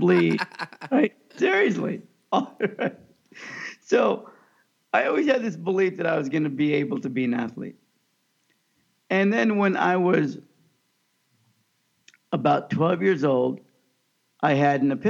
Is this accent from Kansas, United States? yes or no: yes; Kansas, United States; growing up in the Midwest in Kansas in the 70s and 80s